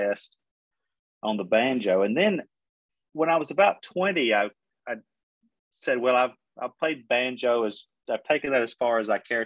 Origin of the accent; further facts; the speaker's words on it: Middle Tennessee, United States; also born or lived in Oklahoma; I grew up in Middle Tennessee, not too far, you know, 30 minutes from Nashville